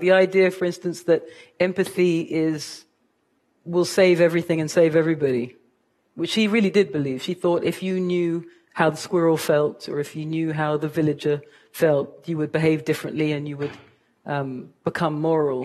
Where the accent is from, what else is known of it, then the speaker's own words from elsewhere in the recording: London, United Kingdom; moved away as an adult; now in United States; I am a mixed race woman from Kilburn